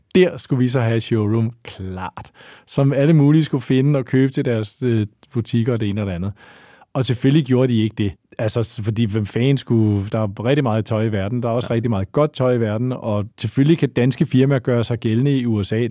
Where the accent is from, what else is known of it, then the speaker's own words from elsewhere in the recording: Lyngby, Capital Region of Denmark, Denmark; Jeg er født i, eller jeg voksede op i Lyngby